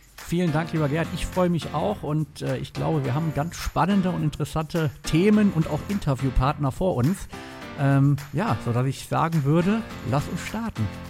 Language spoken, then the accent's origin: German; Rhineland, Germany; also born or lived in Palatinate / Bonn; ich bin gebürtiger Pfälzer, ähm, lebe aber schon eigentlich mein ganzes Leben im Rheinland